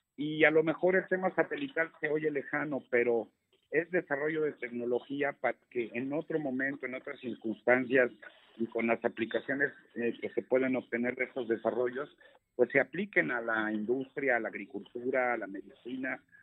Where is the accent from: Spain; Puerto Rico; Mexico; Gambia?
Mexico; todos los que somos mexicanos, pues somos mexicanos por igual